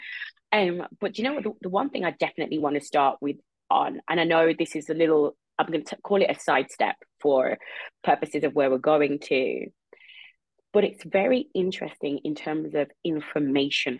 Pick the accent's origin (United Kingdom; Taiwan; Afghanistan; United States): United Kingdom; being a Brit Jamaican